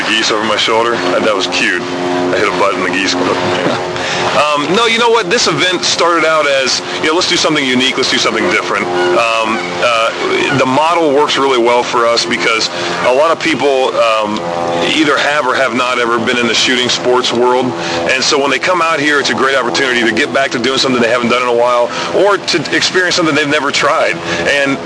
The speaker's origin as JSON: {"language": "English", "region": "Ohio", "country": "United States", "tie": "born or raised there", "moved": "yes", "said": "I grew up in Ohio, and my whole family has always been big in the outdoors"}